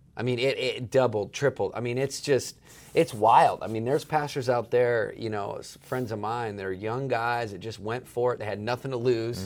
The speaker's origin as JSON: {"language": "English", "region": "East Coast", "country": "United States", "tie": "born or raised there", "moved": "yes", "said": "I spent a lot of time growing up on the East Coast"}